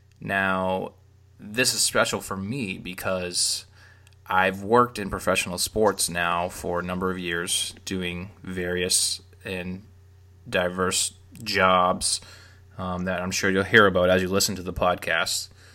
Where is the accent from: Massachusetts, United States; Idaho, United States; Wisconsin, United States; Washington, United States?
Massachusetts, United States; Arlington; I was born and raised just outside of Boston in a town called Arlington, which I grew up calling A-Town.